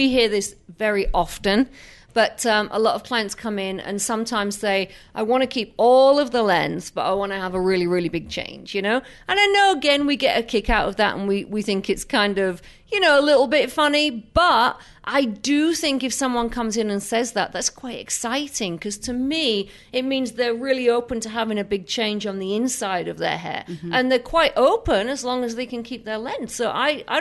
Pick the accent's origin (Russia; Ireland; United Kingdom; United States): United Kingdom; England; moved away; I come from England